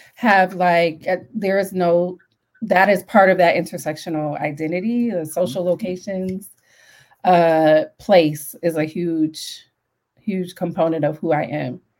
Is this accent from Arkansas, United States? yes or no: no; Detroit, Michigan, United States; I grew up on the west side and I grew up really close to Dearborn